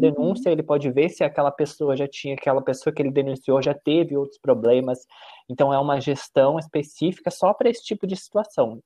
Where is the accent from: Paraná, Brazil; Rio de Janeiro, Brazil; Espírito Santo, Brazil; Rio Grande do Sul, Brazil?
Rio Grande do Sul, Brazil; Caxias do Sul; moved away as an adult; now in São Paulo, Brazil; nasci no Rio Grande do Sul, também em Caxias do Sul hoje, moro e trabalho aqui em São Paulo